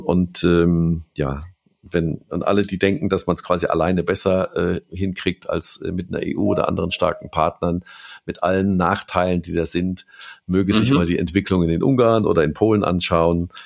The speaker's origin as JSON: {"language": "German", "country": "Germany", "said": "als Deutscher"}